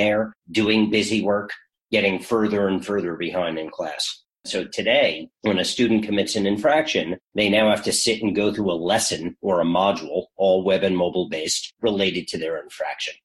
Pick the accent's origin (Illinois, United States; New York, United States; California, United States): New York, United States; now in Frenchtown, New Jersey, United States; I'm a New Yorker through and through